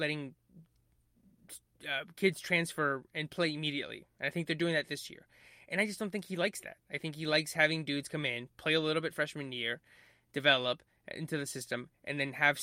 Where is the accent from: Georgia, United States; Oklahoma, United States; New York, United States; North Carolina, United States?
North Carolina, United States; I'm from North Carolina.